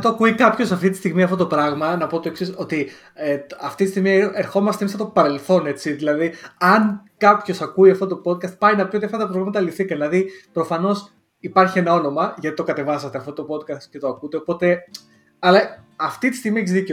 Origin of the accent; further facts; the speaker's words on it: Lamia, Central Greece, Greece; first language Greek; moved away as an adult; now in United Kingdom; εγώ έχω προφορά και στα ελληνικά, γιατί η καταγωγή μου είναι από τη Λαμία